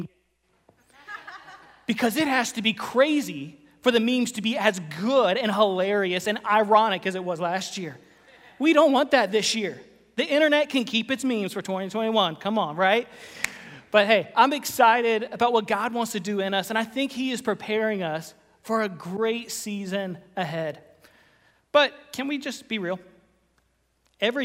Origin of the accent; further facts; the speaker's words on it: Florida, United States; moved away; I grew up in Florida.